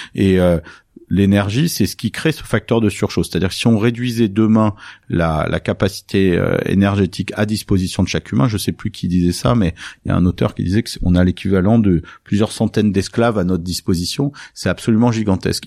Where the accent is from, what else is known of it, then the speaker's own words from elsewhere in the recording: Nice, Provence-Alpes-Côte d'Azur, France; j'ai grandi à Nice euh, dans le sud de la France